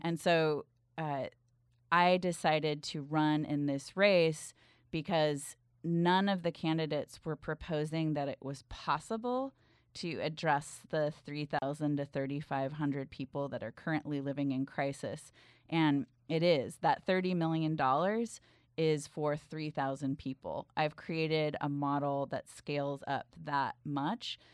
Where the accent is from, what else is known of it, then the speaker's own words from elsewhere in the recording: Bay Area, California, United States; I grew up in the Bay Area